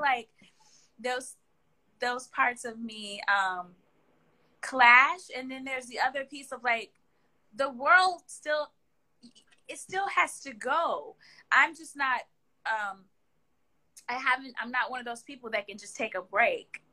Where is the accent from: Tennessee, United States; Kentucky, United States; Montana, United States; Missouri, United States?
Missouri, United States; Kansas City; moved away; also born or lived in Philadelphia, Pennsylvania; I was born and raised in the Midwest in Kansas City, Missouri. And then I but my formative years, I was in Philadelphia